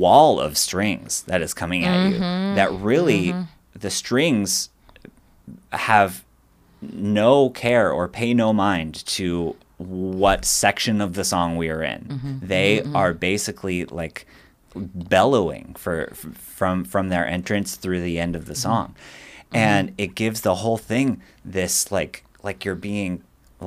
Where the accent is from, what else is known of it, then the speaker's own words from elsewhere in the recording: Pacific Northwest, United States; I'm from the Pacific Northwest